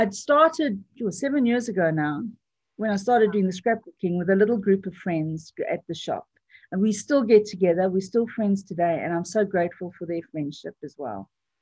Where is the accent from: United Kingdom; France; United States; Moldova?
United Kingdom; born there; They're both British citizens through myself because I was born in Britain